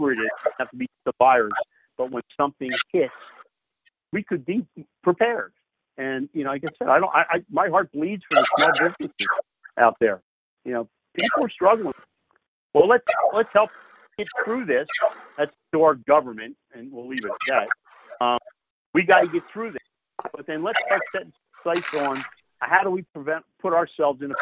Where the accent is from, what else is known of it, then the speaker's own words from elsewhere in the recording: Philadelphia, Pennsylvania, United States; I was born and bred in Philly. I got a Philly attitude